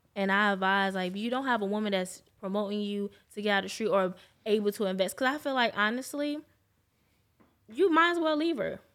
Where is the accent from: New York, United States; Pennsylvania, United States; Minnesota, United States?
New York, United States; now in Jacksonville, United States; I'm not from here, I'm from New York